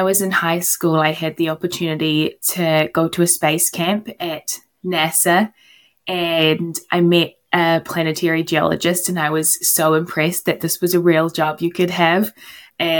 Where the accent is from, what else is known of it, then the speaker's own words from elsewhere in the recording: New Zealand; my home country at the New Zealand Space Agency